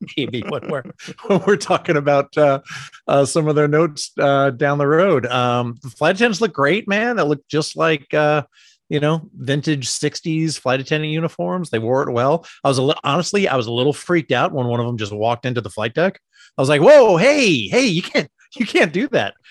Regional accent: East Coast, United States; I'm from the East Coast

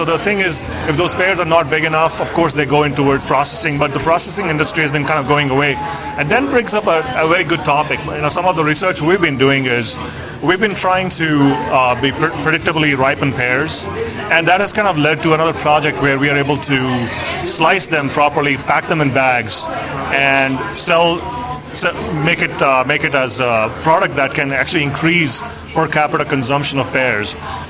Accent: India; now in Pullman, United States; I'm from India, and a lot of the pulses that we eat back in India are grown here.

